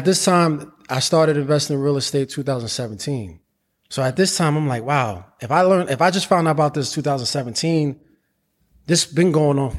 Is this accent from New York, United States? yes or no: yes; New York City, New York, United States; also born or lived in Harlem; Well, I was born in Harlem, raised in the Bronx.